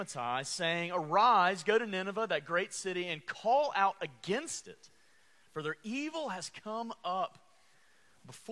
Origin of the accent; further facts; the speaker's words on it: Alabama, United States; I am from Alabama